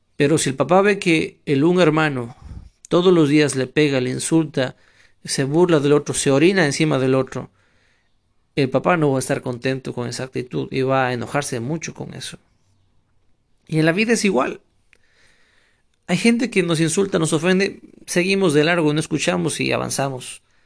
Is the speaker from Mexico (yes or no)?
no; Ecuador; also born or lived in Ukraine; now in Spain; soy ecuatoriano.